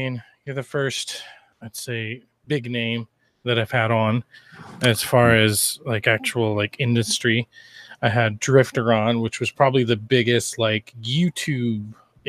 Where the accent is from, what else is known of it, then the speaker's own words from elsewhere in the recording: Boise, Idaho, United States; I am from Boise, Idaho.